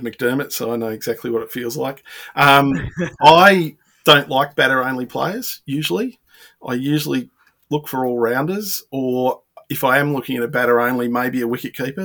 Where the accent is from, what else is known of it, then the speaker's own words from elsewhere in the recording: Melbourne, Victoria, Australia; I'm from Melbourne